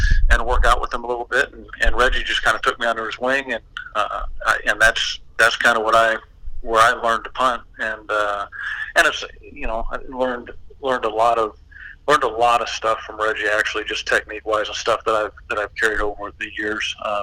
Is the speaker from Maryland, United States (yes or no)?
no; Texas, United States; also born or lived in Anaheim, California / Mission Viejo, California / Denton, Texas / Greenville, Texas; I grew up in down in Texas. We moved from Denton, Texas to Greenville.